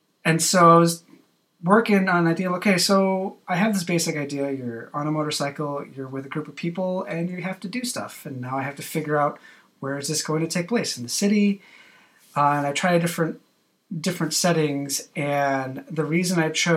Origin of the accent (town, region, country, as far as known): United States